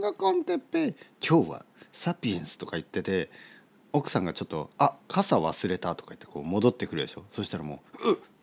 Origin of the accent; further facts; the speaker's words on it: Japan; 日本人です